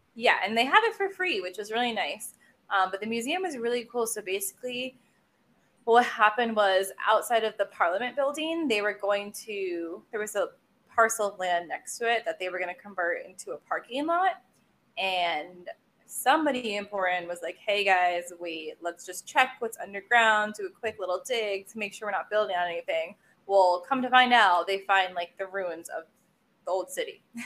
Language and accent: English; United States; as an American